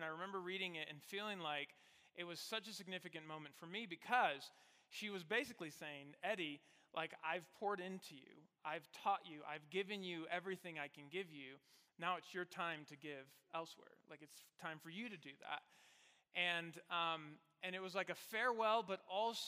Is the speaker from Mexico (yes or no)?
yes; Mexico; moved away as an adult; also born or lived in Virginia; now in Colorado Springs, United States; I grew up in Mexico, and then I went to the United States for undergrad. So I spent my whole life in Mexico.